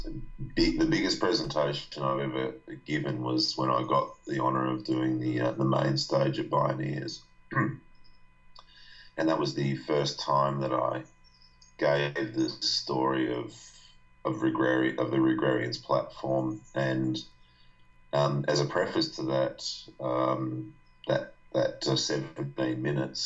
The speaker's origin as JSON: {"language": "English", "country": "Australia", "tie": "born or raised there"}